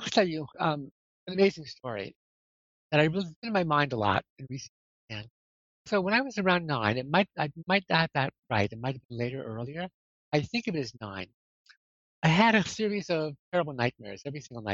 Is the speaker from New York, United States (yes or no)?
yes; Poughkeepsie, New York, United States; also born or lived in Brooklyn, New York / Amsterdam / London; now in Rhinebeck, United States; I was born in Brooklyn in 1945 and lived there till I was, nine. And then we moved to Kipps, New York, and that's the place I consider home, even though certainly Brooklyn was home too, but I just feel Poughkeepsie is the place I grew up in, really